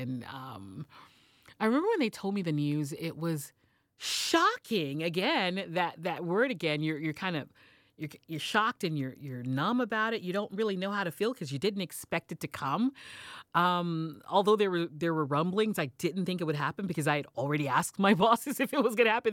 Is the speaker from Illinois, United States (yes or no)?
no; Houston, Texas, United States; moved away as an adult; also born or lived in New York City; started my radio career in my hometown of Houston